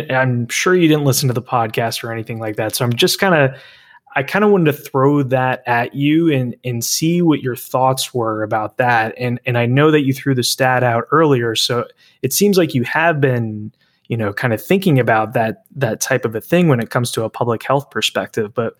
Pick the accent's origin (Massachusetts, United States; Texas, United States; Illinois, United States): Texas, United States; Dallas; my hometown of Dallas